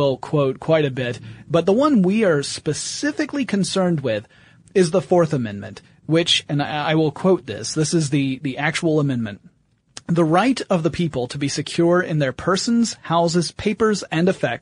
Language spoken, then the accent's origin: English; the South, United States; I was brought up in the South